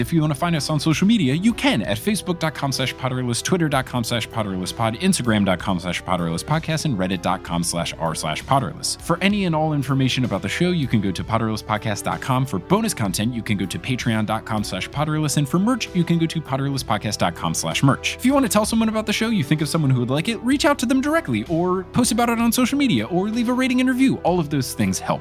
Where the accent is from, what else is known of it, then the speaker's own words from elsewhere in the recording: Robbinsville, New Jersey, United States; I'm born and raised in New Jersey